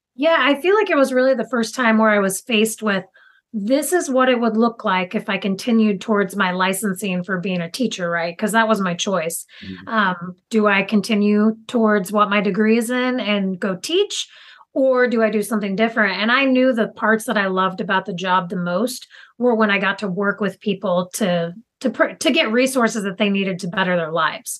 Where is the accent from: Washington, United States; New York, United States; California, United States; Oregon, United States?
Oregon, United States; Tillamook; I live currently in Tillamook, Oregon, which is on the coast, and my family's actually lived in Tillamook for over 100 years. So super invested in this community and was one of the kids growing up in high school